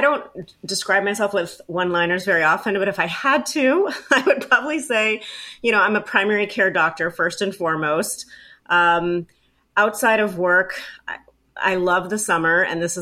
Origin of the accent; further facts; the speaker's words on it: Baltimore, Maryland, United States; I'm from Baltimore